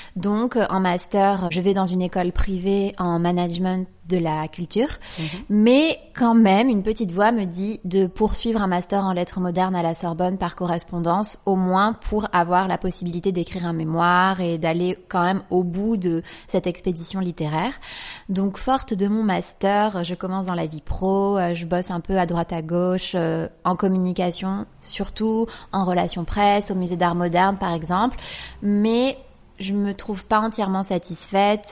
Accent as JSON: {"language": "French", "area": "Les Martigues area, near Marseille", "region": "Provence-Alpes-Côte d'Azur", "country": "France", "said": "je viens du sud de la France, d'une petite ville qui s'appelle le Marti, qui est à 20 minutes de Marseille."}